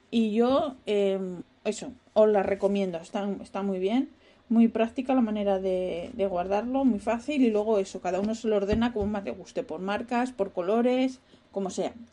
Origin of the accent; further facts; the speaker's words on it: Spain; moved away as an adult; now in Netherlands; Yo me quejo de los holandeses, pero bueno, yo cuando vine de España ya estaba sin trabajo, o sea que a pochinar.